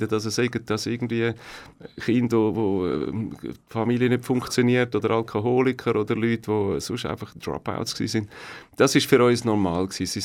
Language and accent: German; Leeds, Yorkshire and the Humber, United Kingdom; born there; German is a second language; also born or lived in Belgium; Geboren in Leeds, das ist ähm, Nordengland, in dem Kohlegürtel und Stahlgürtel. Oben, oh, äh. oben Eigentlich oben in der Mitte von, von England. Und ähm, aufgewachsen dann äh, im ersten halben Jahr an verschiedenen Orten. Wir sind dann in Belgien, gewesen